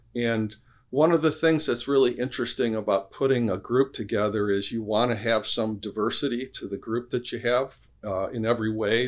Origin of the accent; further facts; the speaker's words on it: Allen Park, Michigan, United States; I'm from actually from Allen Park, Michigan. So I grew up uh, mm. downriver.